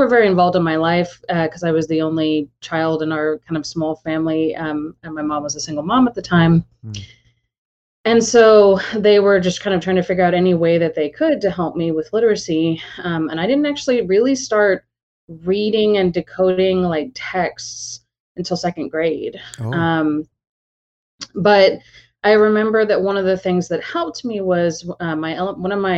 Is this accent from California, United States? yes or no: no; Austin, Texas, United States; I was born and raised in Austin